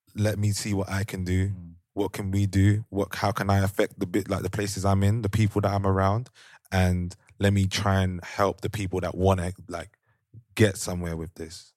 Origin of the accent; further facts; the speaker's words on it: London, United Kingdom; moved away as an adult; now in Amsterdam, Netherlands; young black males growing up in London